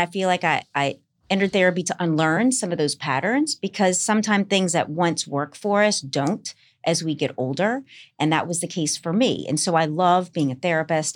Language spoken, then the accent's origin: English; New Orleans, Louisiana, United States; moved away as an adult; now in Los Angeles, United States; half Irish from New Orleans